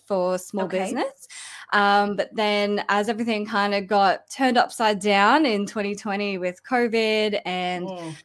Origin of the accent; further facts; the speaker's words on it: Australia; accent: Australian; my Australian accent